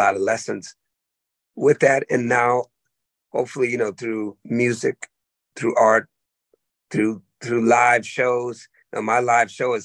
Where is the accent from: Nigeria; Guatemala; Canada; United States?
United States; Oakland, California; also born or lived in the Berkshires, Massachusetts; I went from there to the blackest place in the world, Oakland, California